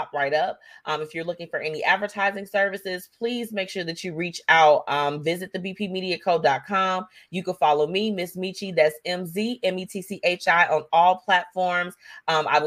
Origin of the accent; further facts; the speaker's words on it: United States; as an American citizen